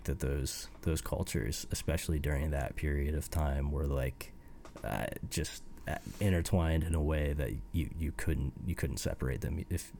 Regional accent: Fort Wayne, Indiana, United States; growing up in Indiana. And I mean, Fort Wayne isn't like a tiny backwoods city. It's like a mid-sized American city. It's like I grew up in like an actual urban environment.

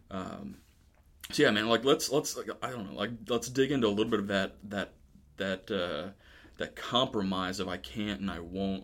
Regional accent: Florida, United States; now in Camp Hill, United States; we're originally from Florida.

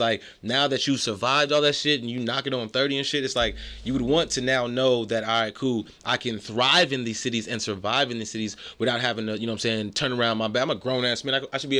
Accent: Chicago, Illinois, United States; now in Los Angeles, United States; I'm from one place. I'm from Chicago.

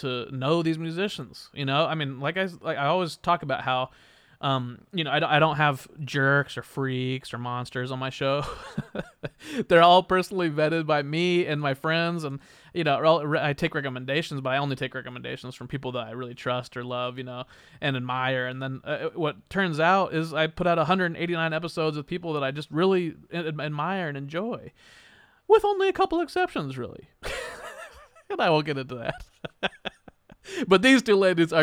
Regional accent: Wichita, Kansas, United States; my hometown of Wichita, Kansas

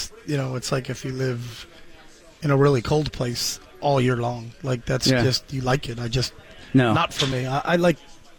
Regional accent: New Hampshire, United States; moved away; I'm from New Hampshire.

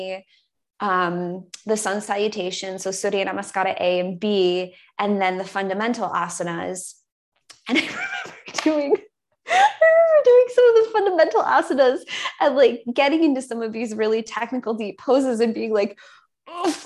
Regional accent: Buffalo, New York, United States; moved away; my little Buffalo Polish dupa

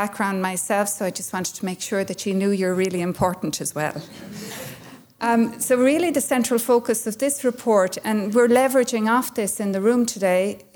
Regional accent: Ireland; I'm from Kerry, so we have something like this near my house.

